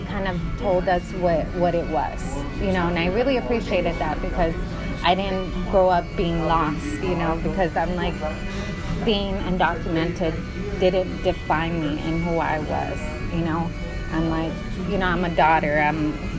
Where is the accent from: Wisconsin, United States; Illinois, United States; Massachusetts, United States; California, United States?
California, United States; moved away as an adult; also born or lived in Mexico / Bay Area; now in Long Island, New York, United States; I'm originally from California, Southern California, and then I moved to Northern California, like the Bay Area. But, you know, I'm a DACA recipient. So I came to the United States when I was 2 years old